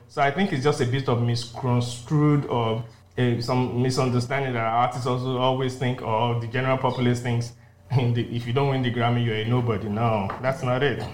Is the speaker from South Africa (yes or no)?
no; Nigeria; also born or lived in Los Angeles, United States; I'm the son of the soil. Why can't I make it in this my home country?